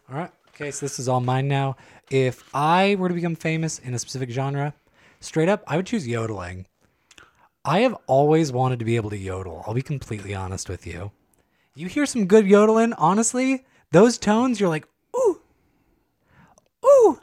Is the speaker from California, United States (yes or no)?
yes; San Joaquin County, California, United States; I grew up in San Joaquin County.